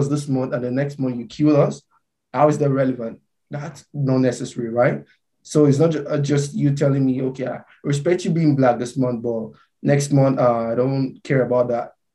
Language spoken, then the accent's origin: English; Nigeria; now in Mississauga, Canada; I wrote about being Nigerian